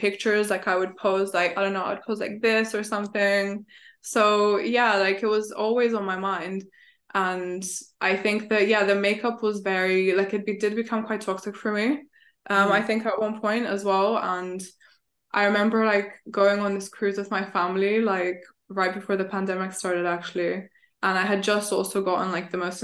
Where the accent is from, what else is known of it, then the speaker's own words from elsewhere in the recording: Bulgaria; moved away; I'm back home because I'm originally from Bulgaria. So like I go back